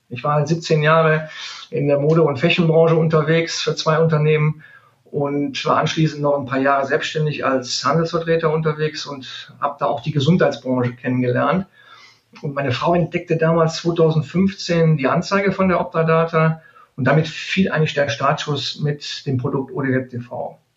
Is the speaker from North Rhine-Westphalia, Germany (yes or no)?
yes; Neuss, North Rhine-Westphalia, Germany; born there; now in Cologne, Germany; ich komme aus gebürtig aus Neuss. Mhm. Aber ich sage ganz ehrlich, bis nach Köln sind es 30, 35 Kilometer. Ähm, und ähm, somit natürlich seit 17 Jahren jetzt hier in Köln ansässig.